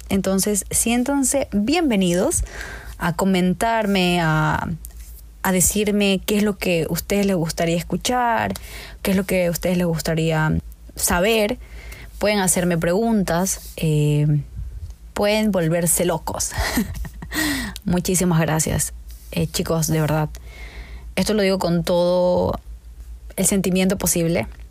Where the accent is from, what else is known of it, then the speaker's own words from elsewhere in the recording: Ecuador; en Ecuador, en mi país